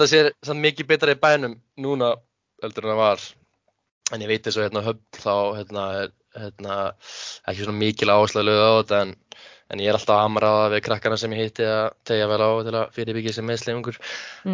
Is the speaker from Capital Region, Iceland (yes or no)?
yes; Hafnarfjörður, Capital Region, Iceland; also born or lived in Höfn í Hornafirði; ég er sérst uppalinn að höfn í Hafnafjörði mm. en flytt í þriðjabæk í Hafnafjörð og hef búið þar svona alla mína æfi